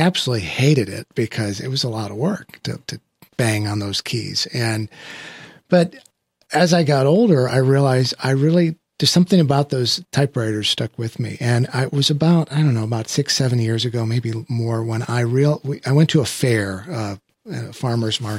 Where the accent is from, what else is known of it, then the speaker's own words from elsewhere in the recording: Midwest, United States; I was raised in the Midwest